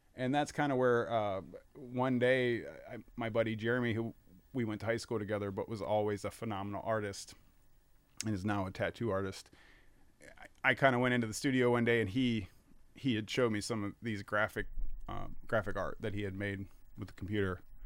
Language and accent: English; Fort Wayne, Indiana, United States; also born or lived in Virginia; moved here around nineteen ninety-three. And, uh, you know, my, my parents kinda w, w, transferred here, and then I went to Homestead High School